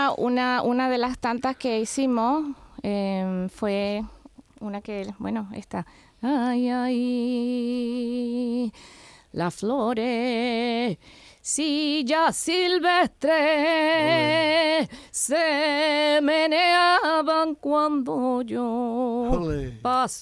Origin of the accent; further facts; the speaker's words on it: Ciudad Bolívar, Bolívar, Venezuela; nací en Ciudad Bolívar